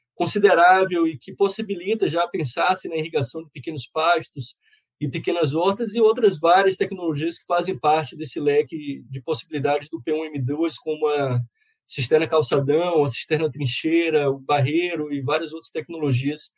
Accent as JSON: {"language": "Portuguese", "region": "Bahia", "country": "Brazil", "said": "Eu sou baiano, uma parte grande da minha família que vive né, no semiárido e cresci também visitando muito a região semiárida"}